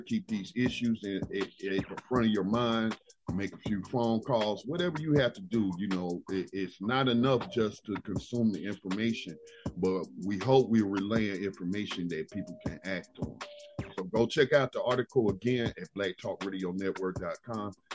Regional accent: North Carolina, United States; my home state of North Carolina

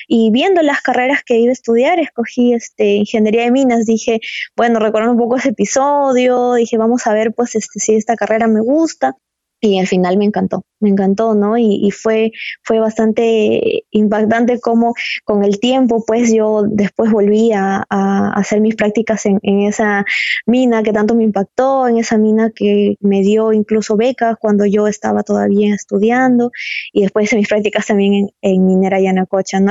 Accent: Cajamarca, Peru; Yo soy de Cajamarca y bueno, ustedes saben, Cajamarca es una ciudad minera

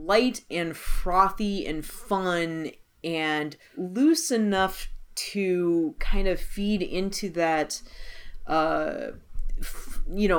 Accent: United States; we're American.

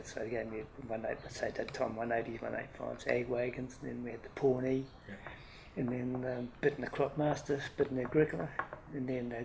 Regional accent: Stratford, Taranaki, New Zealand; also born or lived in Hawera; And we moved to the farm north of Stratford. I did most of my schooling in Stratford.

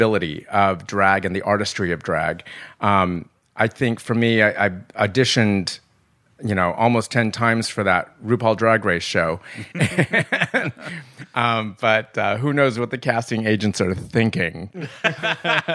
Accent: Lakewood, California, United States; also born or lived in Los Angeles; I grew up in Lakewood, California, which was, it's just about 30 minutes outside of the Los Angeles

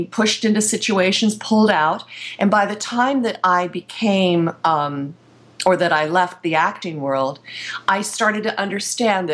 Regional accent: Pennsylvania, United States; moved away; also born or lived in Ohio; being in Pennsylvania. I was in my hometown for a week

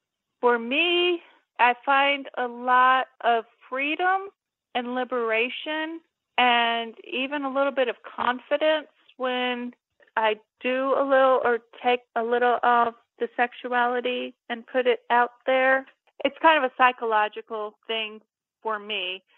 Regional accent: Cape Girardeau, Missouri, United States; they filmed that movie in my hometown, Cape Girardeau

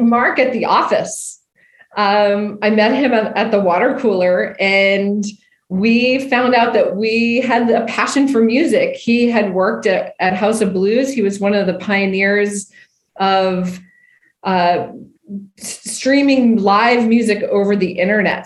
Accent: Winterport, Maine, United States; I'm from Maine originally. A Winterport, Maine, a town of 2,000 people, uh, and the only winter port in the US. So I grew up

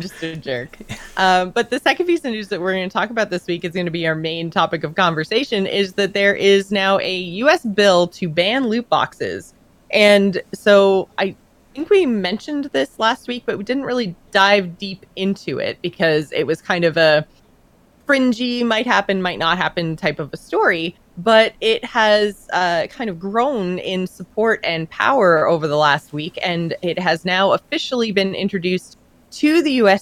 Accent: Canada; I'm Canadian

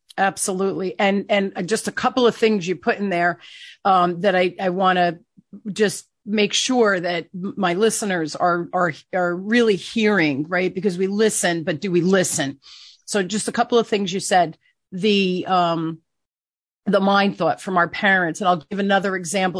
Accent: Newark, New Jersey, United States; I grew up in Newark, eh, here in New Jersey

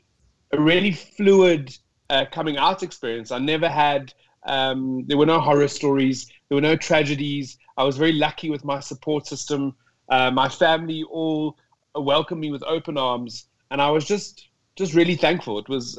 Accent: Johannesburg, Gauteng, South Africa; I grew up in South Africa, in Johannesburg, South Africa. I grew up in an area that is known as the south of Johannesburg, which is pretty rough. It's a pretty rough area to grow up in.

